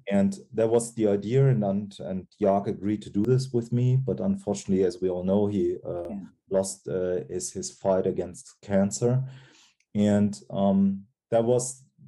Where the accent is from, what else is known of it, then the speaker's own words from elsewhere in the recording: Cologne, North Rhine-Westphalia, Germany; also born or lived in Giessen; Cologne, where mm-hmm. Uh, what is my hometown